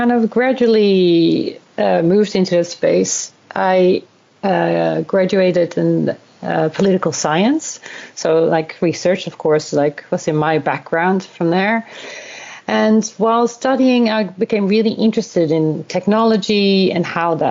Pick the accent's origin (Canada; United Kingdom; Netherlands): Netherlands; moved away as an adult; also born or lived in South Korea / Australia / Sweden; now in Stockholm, Sweden; I'm originally from the Netherlands. This is where I was born and raised and educated.